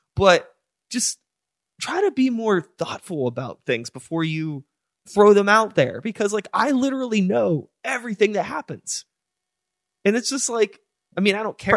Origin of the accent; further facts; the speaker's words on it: United States; I am American